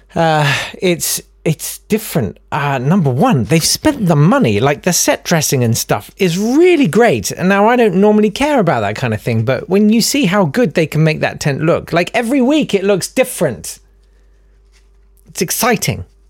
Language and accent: English; United Kingdom; We're British